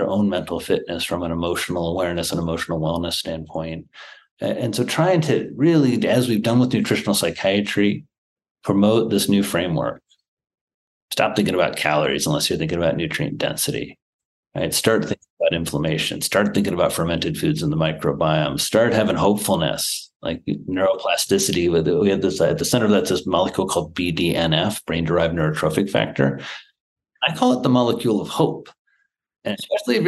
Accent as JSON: {"language": "English", "region": "Midwest", "country": "United States", "tie": "born or raised there", "also_born_or_lived": "Manhattan", "moved": "as an adult", "said": "I grew up in the Midwest"}